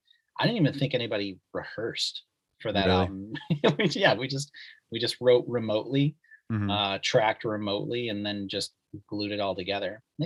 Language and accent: English; Mechanicville, New York, United States; also born or lived in Albany, United States / Brooklyn, United States / Philadelphia, United States; Yeah, I'm from Mechanicville, once visited by Steve Carell. I lived in Albany. I lived in Brooklyn, worked on Manhattan for a while, lived in Philly, lived on the main line in PA, Norristown, Audubon, et cetera.